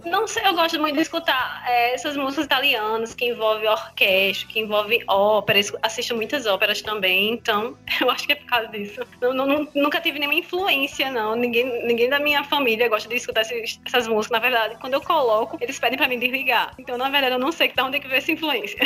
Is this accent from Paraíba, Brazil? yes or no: yes; Paraíba, Brazil; eu sou da Paraíba